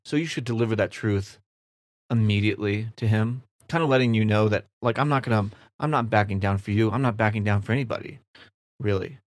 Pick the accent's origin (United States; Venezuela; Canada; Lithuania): United States; Kansas City; I'm from Kansas City